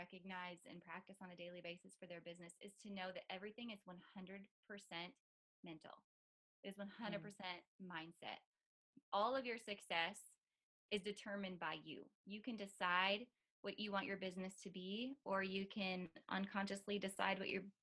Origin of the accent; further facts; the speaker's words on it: North Dakota, United States; moved away; I'm from North Dakota originally